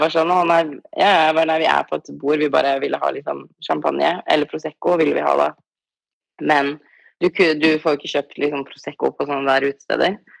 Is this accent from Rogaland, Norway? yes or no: no; Tromsø, Troms, Norway; moved away as an adult; now in Los Angeles, United States; når jeg går ut i gata hjemme i Tromsø